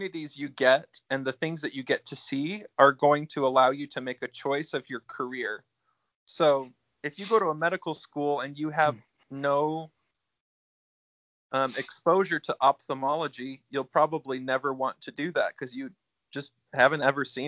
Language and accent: English; Utah, United States; moved away as an adult; also born or lived in Alabama; I grew up in Utah and went to Alabama